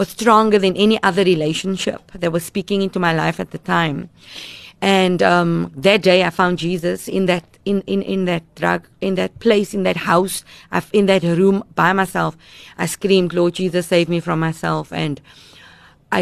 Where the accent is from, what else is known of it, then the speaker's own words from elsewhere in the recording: Cape Town, Western Cape, South Africa; I grew up in Mitchell's Plain